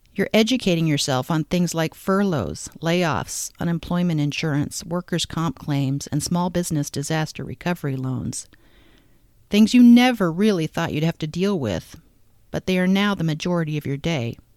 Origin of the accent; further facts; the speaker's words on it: Omaha, Nebraska, United States; my hometown of Omaha